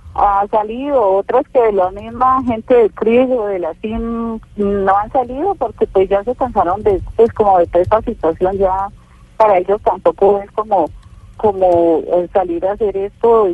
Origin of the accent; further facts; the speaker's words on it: Cauca, Colombia; somos colombianos todos